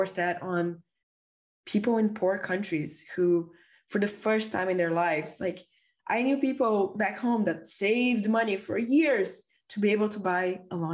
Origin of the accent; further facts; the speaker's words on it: Brazil; growing up in Brazil in the 90s.